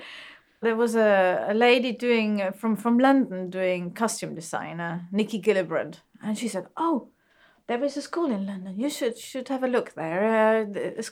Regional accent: Bregenz, Vorarlberg, Austria; moved away; I was born in Austria in a small city called Bregenz, which is on the Lake of Constance in the west of Austria, close to the Swiss border.

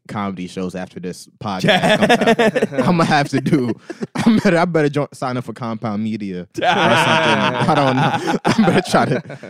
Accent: New York City, New York, United States; also born or lived in Port Charlotte, Florida; I grew up in Crown Heights, Franklin Avenue. I never said I lived in Park Slope. I said I lived by Park Slope.

